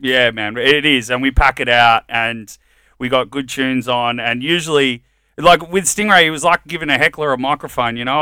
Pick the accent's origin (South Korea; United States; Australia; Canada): Australia; Melbourne, Victoria; also born or lived in Colombia; I grew up in Richmond